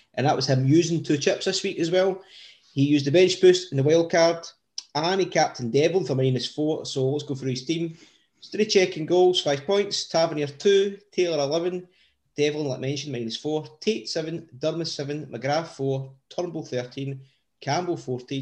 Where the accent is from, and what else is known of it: Coatbridge, Scotland, United Kingdom; born or raised there